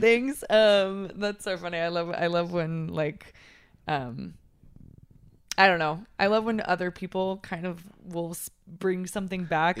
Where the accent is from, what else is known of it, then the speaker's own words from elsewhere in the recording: Texas, United States; moved away; I'm from Texas